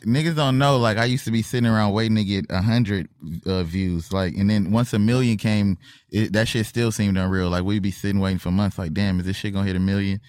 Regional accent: Compton, California, United States; we both from Compton

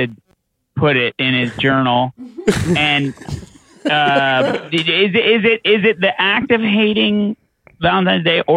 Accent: Newfoundland and Labrador, Canada; a Newfoundlander who grew up beige

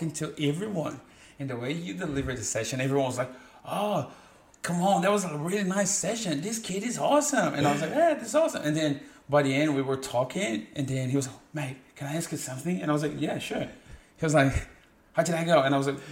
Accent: Brazil; English is a second language; moved away as an adult; also born or lived in Melbourne, Australia; now in Australia; I am from Brazil, and I moved to Australia in January 2017

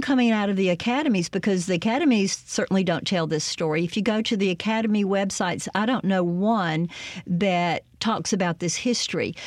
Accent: Greenwood, Mississippi, United States; growing up in Greenwood

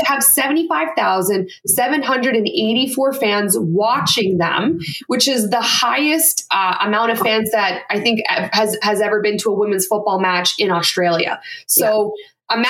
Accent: Canada; as a Canadian

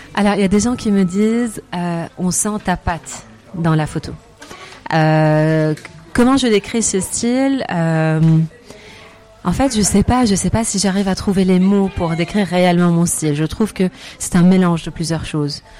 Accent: Lebanon; moved away as an adult; now in France; revenir au Liban pour chercher du travail et surtout pouvoir faire bénéficier mon pays natal de mes compétences

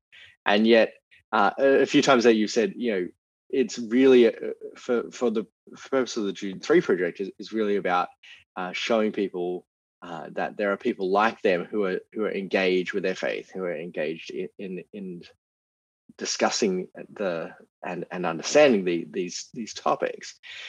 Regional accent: Australia; So I grew up in Australia.

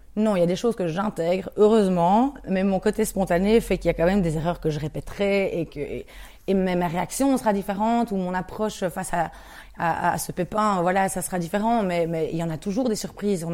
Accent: Andenne, Wallonia, Belgium; quelqu'un qui vient d'Andenne, donc euh, de là où, je viens, près de, près de Namur

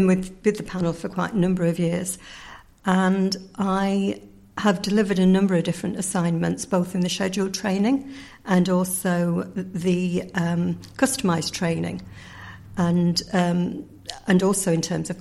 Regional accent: Yorkshire and the Humber, United Kingdom; moved away as an adult; now in Ireland; I'm originally from the north of England, or the Republic of Yorkshire, as we call it, if we are from Yorkshire

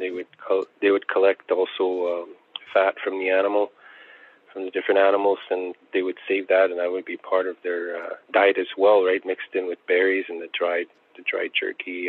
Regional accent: Attawapiskat, Ontario, Canada; growing up in Attawapiskat

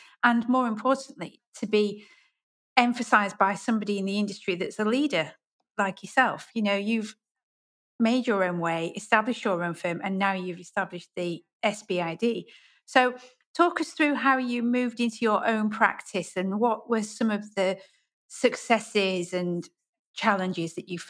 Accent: the north of England, United Kingdom; accent: northern; also born or lived in Yorkshire; I'm from the north and I have a northern accent.

